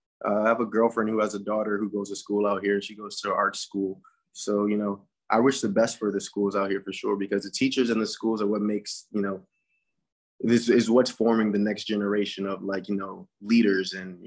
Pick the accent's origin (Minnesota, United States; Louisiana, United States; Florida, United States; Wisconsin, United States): Louisiana, United States; New Orleans; also born or lived in St. Charles Parish, Louisiana; I grew up in New Orleans, but my mom really wasn't a fan of the educational system. So then she moved us to St. Charles Parish